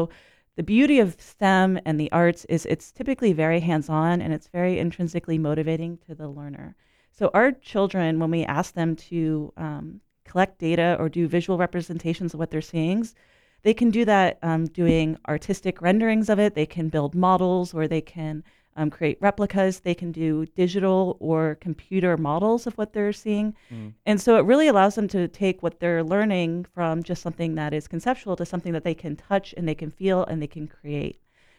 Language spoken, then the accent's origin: English; Orlando, Florida, United States; I grew up in the Orlando area and I went to the Science Center as a child